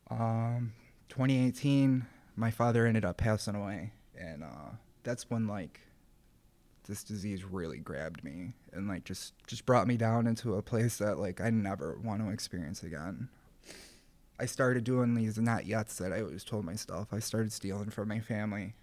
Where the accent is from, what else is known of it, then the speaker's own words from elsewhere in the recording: Rochester, New York, United States; I grew up in the city of Rochester